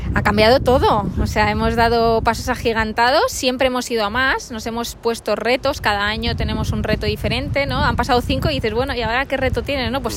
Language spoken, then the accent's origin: Spanish; Valencia, Valencian Community, Spain; moved away; also born or lived in Santander; estamos en Valencia, ¿no? Mi tierra, mis, raíces de la comunidad valenciana